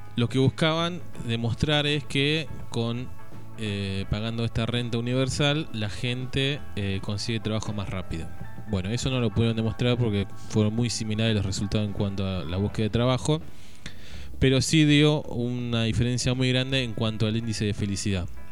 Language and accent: Spanish; Argentina